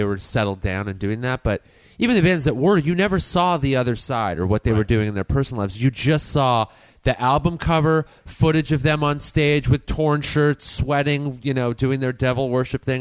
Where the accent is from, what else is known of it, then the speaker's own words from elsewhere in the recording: La Crescenta, California, United States; We grew up in the same town, place, La Crescenta